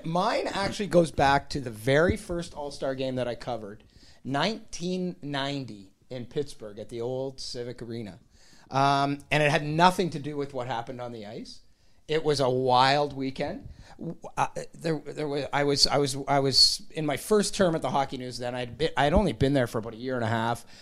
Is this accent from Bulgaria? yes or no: no; Sudbury, Ontario, Canada; I'm from Sudbury